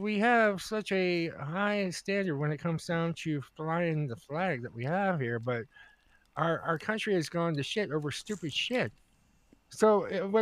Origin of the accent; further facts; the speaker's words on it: United States; We're from America. We're from America